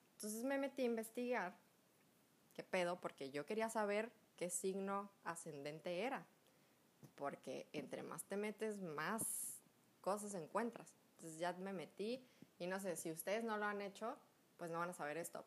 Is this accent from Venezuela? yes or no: no; Mexico; cuando yo estaba chiquita, como todo buen mexicano, como todo mexicano cool